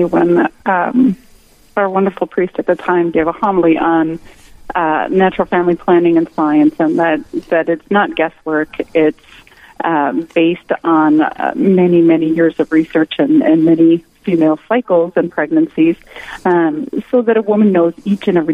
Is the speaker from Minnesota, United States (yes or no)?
yes; Winona, Minnesota, United States; now in New Ulm, United States; I grew up in Winona